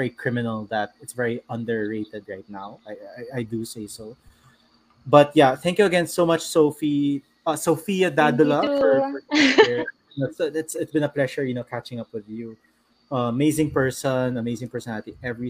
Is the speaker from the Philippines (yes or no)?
yes; San Juan, Metro Manila, Philippines; I'm from Green Hills